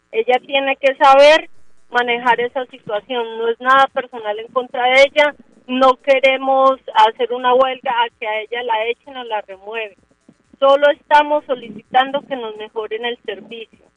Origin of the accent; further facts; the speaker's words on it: Colombia; Qué tristeza que nosotros como colombianos seamos como payasos de los funcionarios de Bogotá